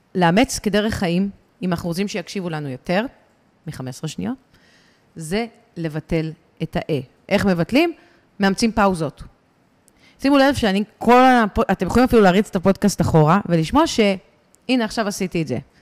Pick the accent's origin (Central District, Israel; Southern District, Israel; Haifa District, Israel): Central District, Israel; Ra'anana; אני מרעננה